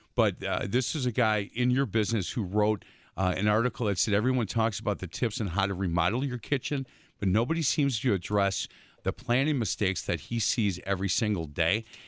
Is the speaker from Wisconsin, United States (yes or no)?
yes; Milwaukee, Wisconsin, United States; I grew up on Bartlett Avenue with the, you know, six kids in, in a house and my mom and dad